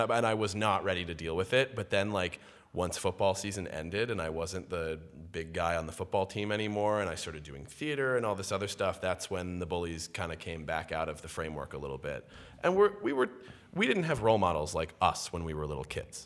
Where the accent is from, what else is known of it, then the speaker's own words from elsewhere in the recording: Walnut Creek, California, United States; moved away as an adult; now in New York, United States; I am from the Bay Area, uh, from a place called Walnut Creek, California